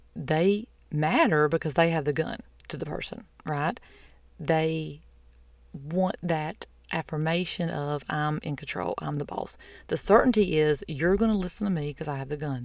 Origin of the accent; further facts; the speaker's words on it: the South, United States; I'm from the South